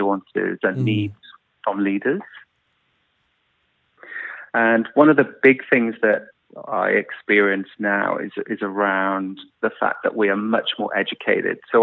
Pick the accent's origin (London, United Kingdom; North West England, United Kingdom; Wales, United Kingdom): Wales, United Kingdom; South; moved away as an adult; I grew up in South Wales in the UK in the 70s and 80s. And I stayed in the UK till about 12 years ago.